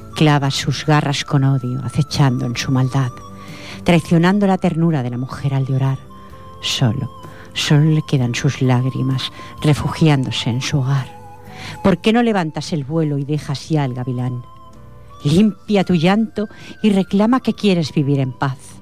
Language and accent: Spanish; Catalonia, Spain; yo soy nacida aquí en Cataluña